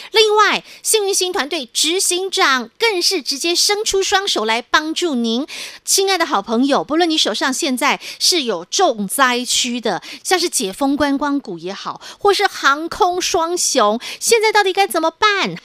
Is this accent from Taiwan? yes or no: yes; Taiwan; 我们台湾人